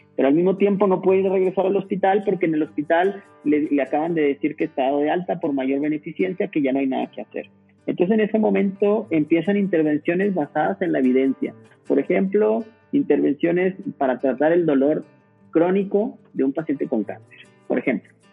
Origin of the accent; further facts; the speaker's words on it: Saltillo, Coahuila, Mexico; moved away as an adult; also born or lived in Barcelona; regresar aquí a mi ciudad natal, a Saltillo, Coahuila